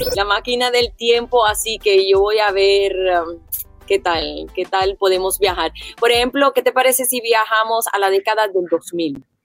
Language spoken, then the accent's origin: Spanish; Puerto Rico; nosotros los puertorriqueños